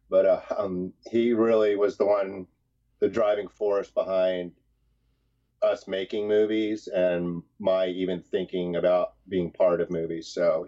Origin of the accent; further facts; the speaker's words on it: Maitland, Florida, United States; moved away as an adult; also born or lived in Chicago; We grew up outside of Orlando, kind of near Eatonville, around Maitland, but outside of Orlando, and lived there in the same place most of our lives.